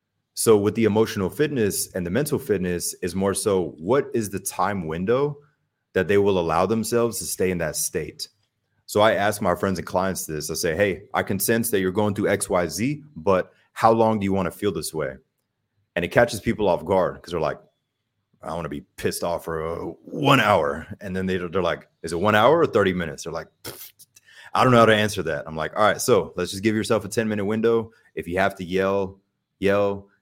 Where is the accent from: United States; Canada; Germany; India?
Germany; I think a major factor with that is growing up in Germany and traveling a lot, seeing different cultures really just opened my mind.